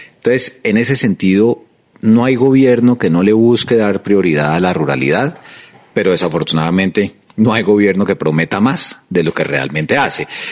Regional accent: Colombia; como colombiano

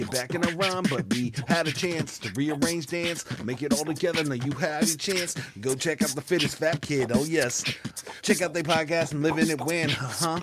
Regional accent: Pflugerville, Texas, United States; I'm from Pflugerville, which is a German town

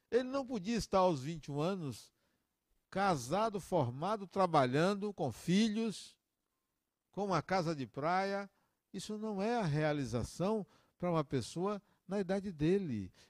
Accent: Salvador, Bahia, Brazil; also born or lived in Acajutiba; 1964, dia 26 de janeiro de 1964, a família migrou da metrópole onde eu nasci, chamada Acajutiba, para Salvador. Migramos.

